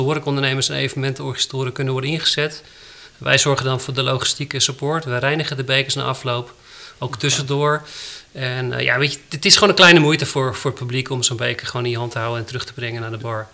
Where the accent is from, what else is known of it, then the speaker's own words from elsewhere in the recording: Netherlands; wij als Nederlanders